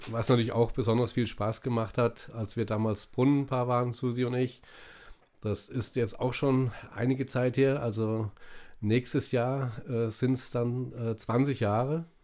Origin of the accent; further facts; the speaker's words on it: Fulda, Hesse, Germany; In Niesig. Die ersten, meine ersten vier Lebensjahre habe ich in Niesig gewohnt.